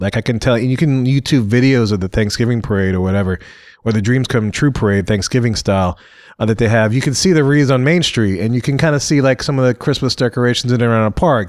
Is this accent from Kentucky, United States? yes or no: no; Louisiana, United States; I'm from Louisiana